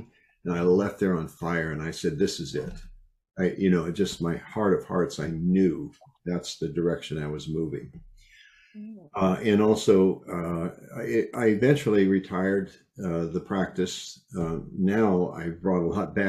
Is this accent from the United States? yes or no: yes; Iowa, United States; I was raised in Iowa